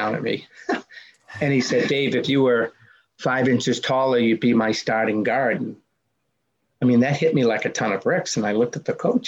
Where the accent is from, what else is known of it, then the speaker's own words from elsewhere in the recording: Medford, Massachusetts, United States; growing up in the Boston area. My hometown was Medford, Mass